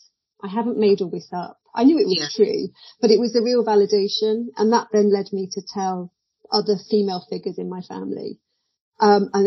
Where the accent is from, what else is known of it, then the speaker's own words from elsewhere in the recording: Midlands, United Kingdom; So I was brought up in the Midlands, a child of the 70s